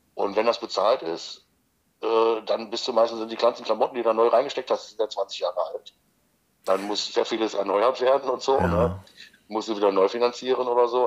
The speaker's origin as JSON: {"language": "German", "town": "Magdeburg", "region": "Saxony-Anhalt", "country": "Germany", "tie": "born or raised there", "said": "ersten FC Magdeburg, weil es halt meine Heimatstadt ist"}